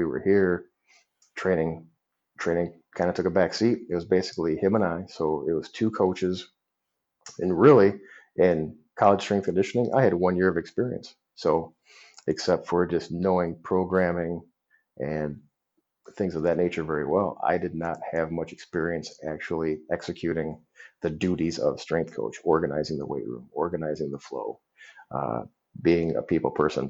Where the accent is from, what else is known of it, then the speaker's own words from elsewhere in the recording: Detroit, Michigan, United States; moved away as an adult; also born or lived in Kalamazoo, Michigan / Las Vegas, Nevada; now in DeKalb, United States; growing up in Detroit